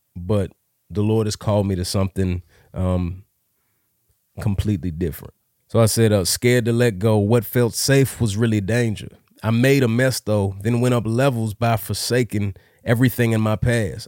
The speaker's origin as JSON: {"language": "English", "town": "Dallas", "region": "Texas", "country": "United States", "tie": "born or raised there", "said": "I grew up here in Dallas"}